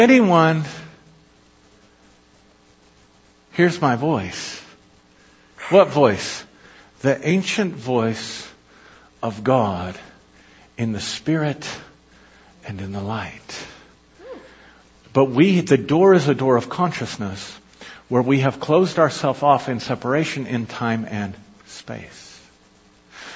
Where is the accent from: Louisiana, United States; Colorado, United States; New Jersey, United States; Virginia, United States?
Colorado, United States; Avondale; I grew up in Avondale, Colorado, and I was born to this family, and I went to Avondale Elementary